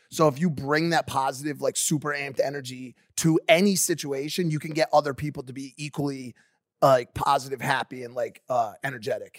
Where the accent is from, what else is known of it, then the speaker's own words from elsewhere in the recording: New Haven, Connecticut, United States; I'm from New Haven, Connecticut, the pizza capital of the world